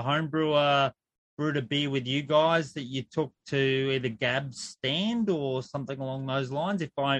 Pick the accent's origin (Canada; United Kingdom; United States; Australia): Australia; Sydney, New South Wales; I'm from Sydney, so I'm not across everything that goes on down in the homebrew groups in Melbourne